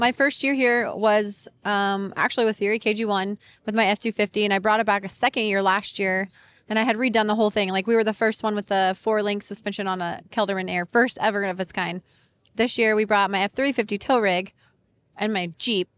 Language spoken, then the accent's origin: English; Colorado, United States; moved away as an adult; now in Florida, United States; I'm actually from Colorado